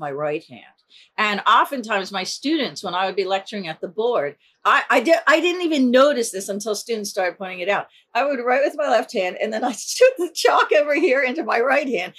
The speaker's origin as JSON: {"language": "English", "town": "Glenside", "region": "Pennsylvania", "country": "United States", "tie": "born or raised there", "also_born_or_lived": "Philadelphia, Pennsylvania"}